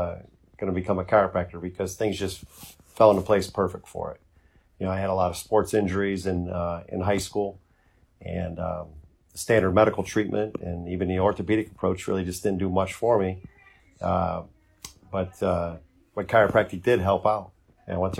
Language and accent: English; Bedford, Ohio, United States; I was grew up in Bedford and went to Chanel for high school